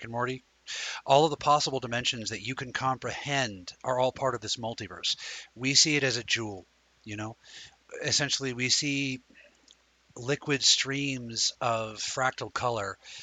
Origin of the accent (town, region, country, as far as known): United States